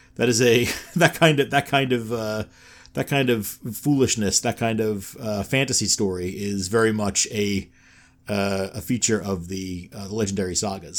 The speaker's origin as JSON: {"language": "English", "region": "New York", "country": "United States", "moved": "yes", "said": "I'm from New York originally"}